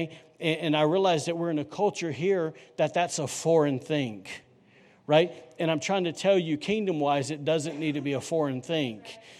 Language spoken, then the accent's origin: English; Alabama, United States; also born or lived in North Carolina; now in Rockport, United States; I'm from Alabama